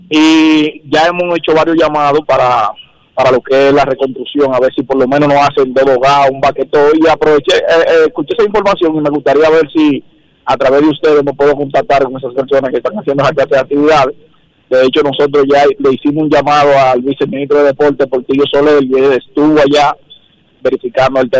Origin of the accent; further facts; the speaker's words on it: Dominican Republic; yo soy defensor de mi pueblo, mi pueblo está ubicado en la comunidad del cruce de Ocoa, eso está entre Baniasua.